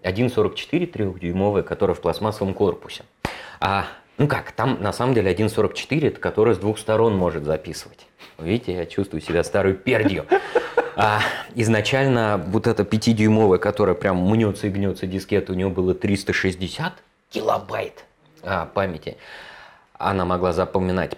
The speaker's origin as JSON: {"language": "Russian", "region": "Moscow", "country": "Russia", "tie": "born or raised there", "said": "в 81 году, в Москве, меня родили в Москве"}